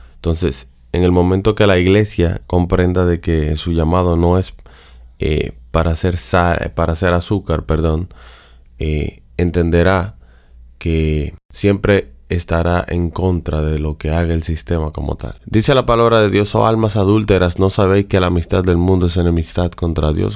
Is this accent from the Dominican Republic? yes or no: yes; Dominican Republic; de donde soy, República Dominicana